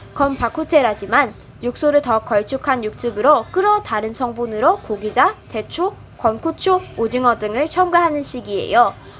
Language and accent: Korean; Malaysia; Korean is a second language; 저는 중국계 말레이시아 사람이에요